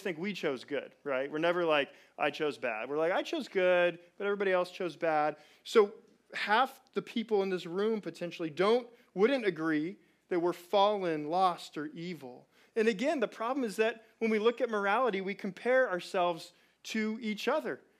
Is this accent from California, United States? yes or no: yes; Chino, California, United States; I'm from Chino